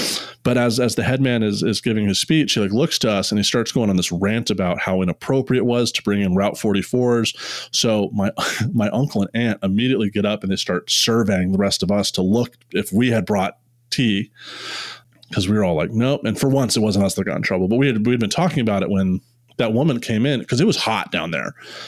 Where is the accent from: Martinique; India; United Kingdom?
India; this is the coolest thing about being Indian, is like, there's a family that took care of us